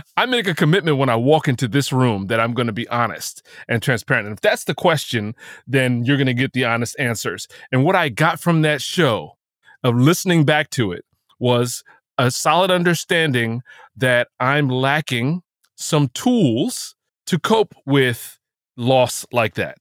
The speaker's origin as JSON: {"language": "English", "region": "New Jersey", "country": "United States", "said": "I'm from New Jersey"}